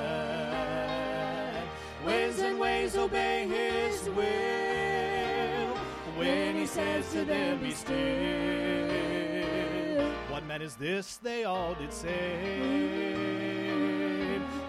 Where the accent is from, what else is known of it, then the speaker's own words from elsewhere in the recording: Kansas, United States; also born or lived in Oklahoma; now in Tillamook, United States; I'm from Kansas.